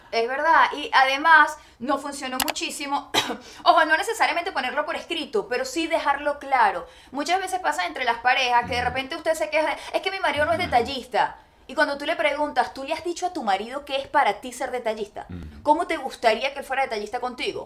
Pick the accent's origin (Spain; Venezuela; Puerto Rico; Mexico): Venezuela; moved away as an adult; como decimos en Venezuela